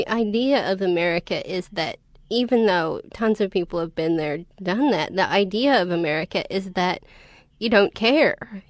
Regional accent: Montana, United States; I'm from Montana.

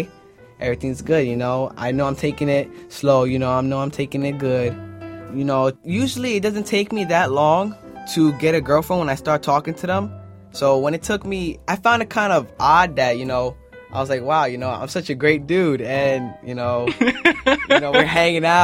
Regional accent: New York City, New York, United States; moved away; I'm from the Bronx.

